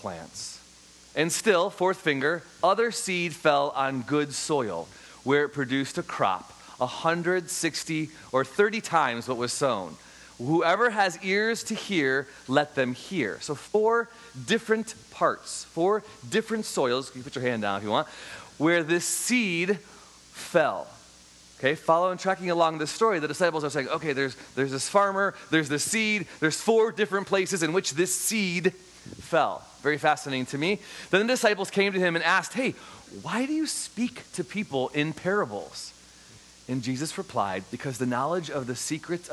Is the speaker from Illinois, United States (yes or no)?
yes; Chicago, Illinois, United States; I grew up in Chicago, Illinois